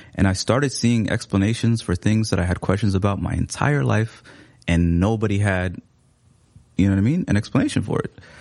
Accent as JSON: {"language": "English", "town": "Seattle", "region": "Washington", "country": "United States", "tie": "born or raised there", "also_born_or_lived": "Somalia", "second_language": "English", "moved": "as an adult", "lives_now": "Minneapolis, United States", "said": "I grew up in Seattle."}